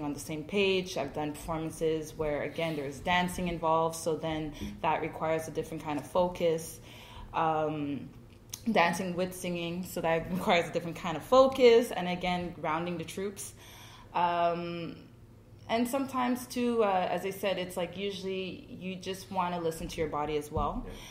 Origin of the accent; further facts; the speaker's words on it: Montreal, Quebec, Canada; I was born in Montreal.